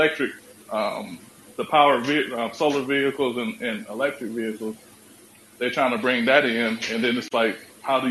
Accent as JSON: {"language": "English", "region": "Iowa", "country": "United States", "said": "I'm from Iowa"}